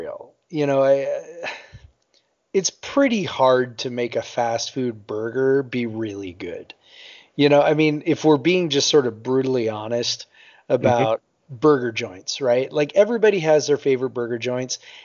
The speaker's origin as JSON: {"language": "English", "town": "Seattle", "region": "Washington", "country": "United States", "said": "I'm from Seattle"}